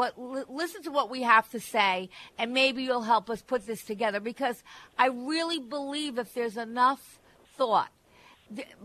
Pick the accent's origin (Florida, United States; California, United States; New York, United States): New York, United States; Plainview; moved away; I grew up in the, Plainview, Syosset, and those areas